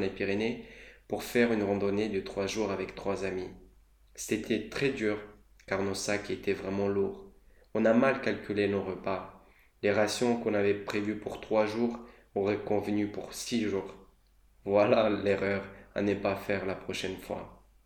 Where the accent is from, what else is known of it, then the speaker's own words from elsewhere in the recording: Moldova; moved away; J'ai grandi dans un petit pays qui est la Moldavie.